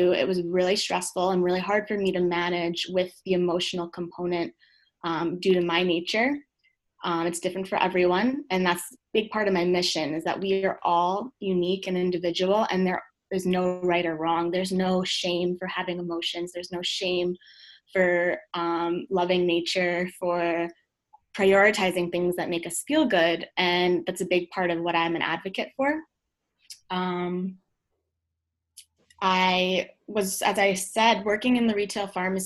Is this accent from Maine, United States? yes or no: no; Long Island, New York, United States; I grew up in Long Island.